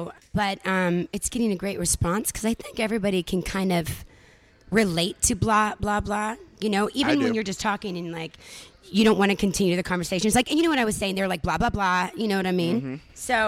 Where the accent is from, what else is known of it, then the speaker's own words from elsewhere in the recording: California, United States; I'm from California.